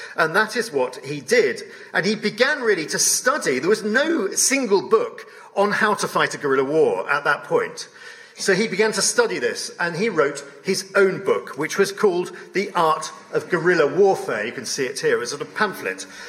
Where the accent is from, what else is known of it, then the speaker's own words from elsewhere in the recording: London, United Kingdom; in my hometown of London